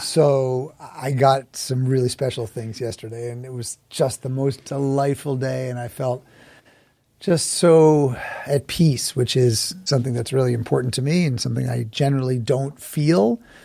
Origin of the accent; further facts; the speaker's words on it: New York City, New York, United States; I was born and raised in Manhattan